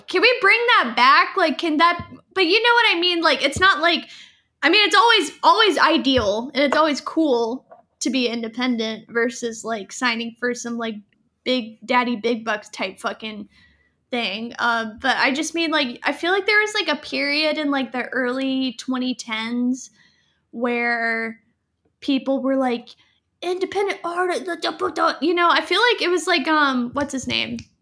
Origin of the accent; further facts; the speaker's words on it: Fayetteville, North Carolina, United States; I was born in Fayetteville